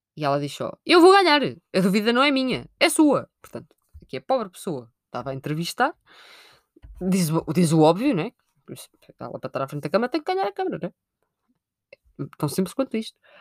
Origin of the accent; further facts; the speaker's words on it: Amadora, Lisbon, Portugal; eu nasci no Hospital da Amadora Sintra